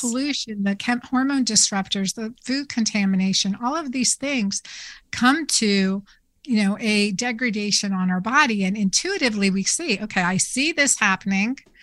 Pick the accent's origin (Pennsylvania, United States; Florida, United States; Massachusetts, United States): Pennsylvania, United States; Doylestown; I grew up in Doylestown, Pennsylvania